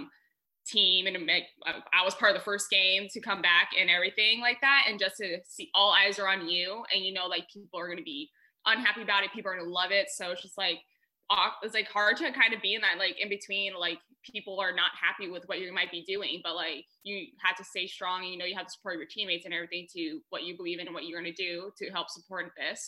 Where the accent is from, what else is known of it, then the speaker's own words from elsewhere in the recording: Colorado Springs, Colorado, United States; moved away as an adult; also born or lived in Texas; now in Tacoma, United States; I grew up in Colorado Springs, Colorado, so I live at the base of Pikes Peak